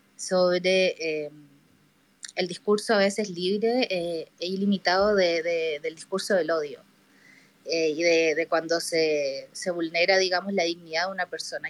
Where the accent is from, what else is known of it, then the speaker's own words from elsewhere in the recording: Chile; soy de Chile